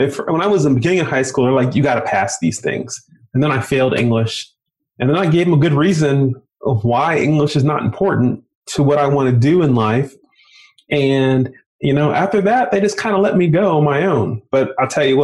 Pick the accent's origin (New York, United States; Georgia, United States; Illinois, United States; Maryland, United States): Maryland, United States; right outside of Baltimore City; also born or lived in Indiana; I grew up right outside of Baltimore City